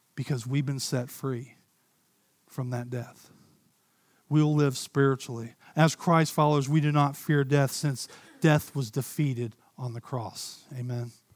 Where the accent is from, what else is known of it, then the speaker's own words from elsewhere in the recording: Ohio, United States; I grew up in Ohio